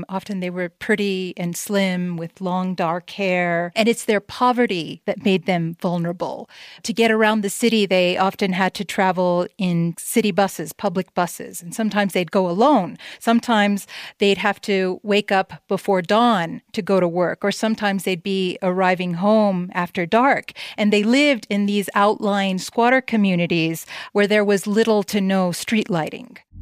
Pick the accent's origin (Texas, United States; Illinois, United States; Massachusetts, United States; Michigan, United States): Texas, United States; El Paso; my hometown, El Paso, Texas